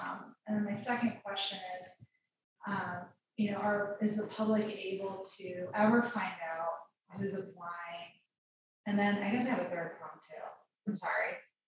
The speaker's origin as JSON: {"language": "English", "region": "Florida", "country": "United States", "said": "So I'm relatively new to Massachusetts. I came from Florida originally. I've been here about 2 years."}